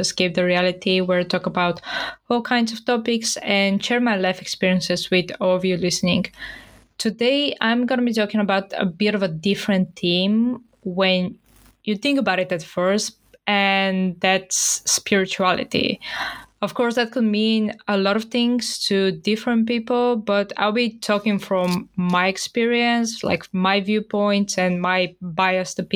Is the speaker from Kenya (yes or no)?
no; Bulgaria; moved away; And as I'm originally from Bulgaria, I have like a Christianity upbringing.